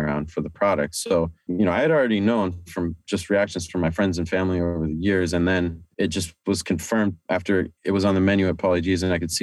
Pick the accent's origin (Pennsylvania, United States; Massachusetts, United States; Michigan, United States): Massachusetts, United States; Amherst; now in New York City, United States; I grew up in Amherst, Massachusetts